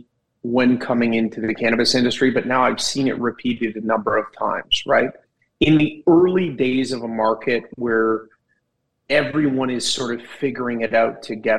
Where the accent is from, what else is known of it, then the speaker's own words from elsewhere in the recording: Kelowna, British Columbia, Canada; growing up in Kelowna